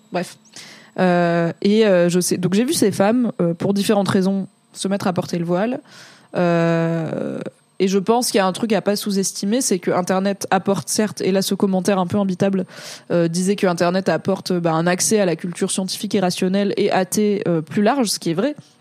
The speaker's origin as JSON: {"language": "French", "country": "France", "tie": "born or raised there", "said": "je suis né et j'ai grandi en France"}